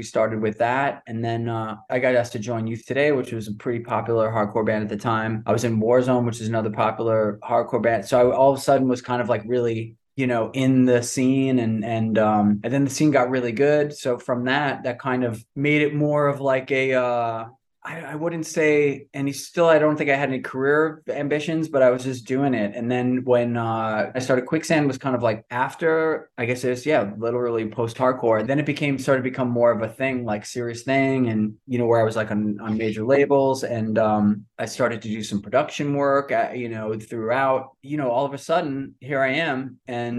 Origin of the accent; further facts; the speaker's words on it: New York City, New York, United States; also born or lived in Manhattan, New York; I'm from Rockaway Beach originally, which is like kind of the outer, it's outer part of Queens.